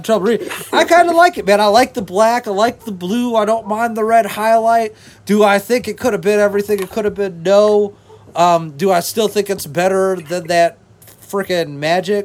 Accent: Wisconsin, United States; I'm from Wisconsin

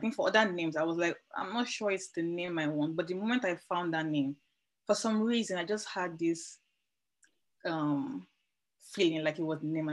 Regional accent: Nigeria; now in Amsterdam, Netherlands; I currently live in Amsterdam, though I'm Nigerian

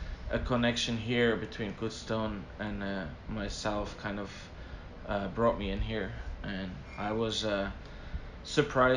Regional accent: Belgium; moved away as an adult; now in United States; my beautiful little country, Belgium

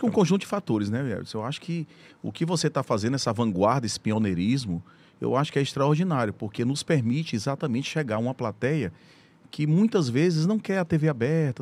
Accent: Teresina, Piauí, Brazil; also born or lived in São Paulo; muito feliz por ser piauiense, por ser teresinense, amo minha terra. Meu sonho sempre foi voltar para Teresina

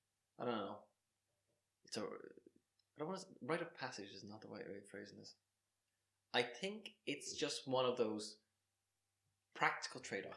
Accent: Ireland

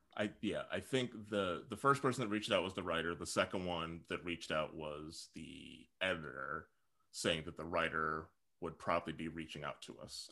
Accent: Saint Paul, Minnesota, United States; now in Portland, United States; I'm from Saint Paul

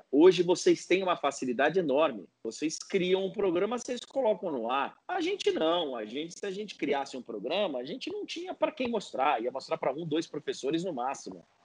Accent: Guarulhos, São Paulo, Brazil; Meu pai é do interior, mas eu sou aqui, sou de Guarulhos, sou da Grande São Paulo, tal.

